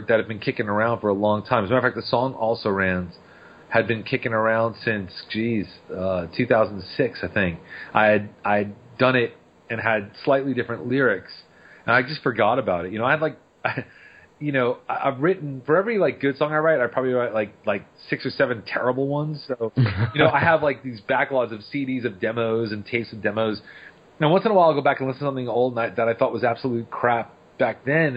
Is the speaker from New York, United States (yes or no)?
yes; Long Island, New York, United States; now in New Orleans, United States; I grew up on Long Island, New York